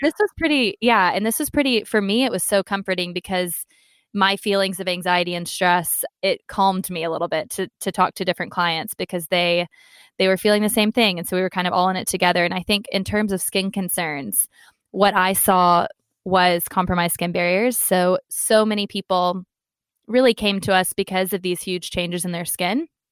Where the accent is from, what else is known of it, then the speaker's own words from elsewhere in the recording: Texas, United States; moved away as an adult; also born or lived in London; I am American, so my kind of family support system is in Texas.